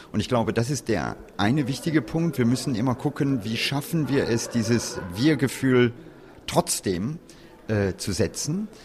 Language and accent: German; Hennef, North Rhine-Westphalia, Germany; Und äh, in meiner Heimat Hennef, die ist nicht weit weg von hier